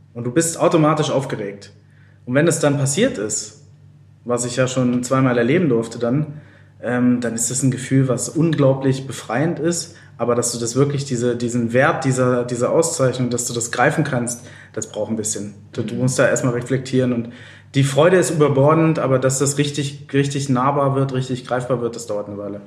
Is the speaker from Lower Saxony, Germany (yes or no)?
yes; Lower Saxony, Germany; moved away; ich komme ja aus Niedersachsen